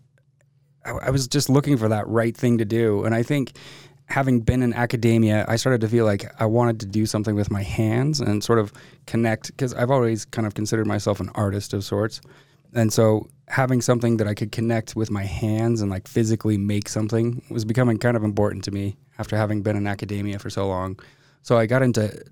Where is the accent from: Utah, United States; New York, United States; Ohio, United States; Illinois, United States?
Utah, United States; Midvale and Holladay; born and raised in Utah. Grew up in kind of a mix between Midvale and Holiday.